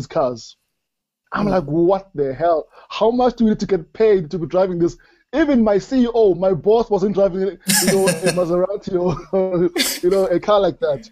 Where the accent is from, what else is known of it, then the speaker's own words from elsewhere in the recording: Springs, Gauteng, South Africa; I grew up in Springs.